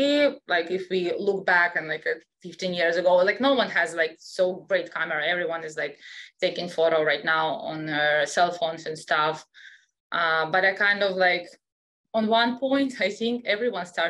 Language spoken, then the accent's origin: English; Russia; English is a second language; moved away as an adult; also born or lived in Europe; I was born in Russia, so I still have an accent